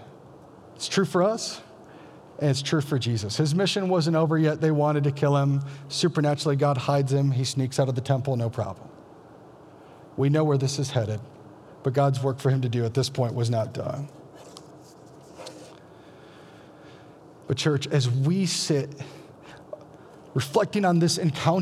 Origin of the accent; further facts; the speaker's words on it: Iowa, United States; I'm from Iowa, and we're all Christians from birth